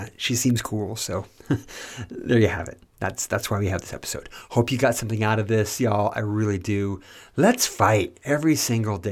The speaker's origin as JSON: {"language": "English", "town": "Marysville", "region": "California", "country": "United States", "tie": "born or raised there", "also_born_or_lived": "Yuba City, California", "said": "I was born in Yuba City, California, a Northern California city, a Sacramento Valley town that was once named the worst city in the USA. I spent time growing up in the tiny town next door, Marysville."}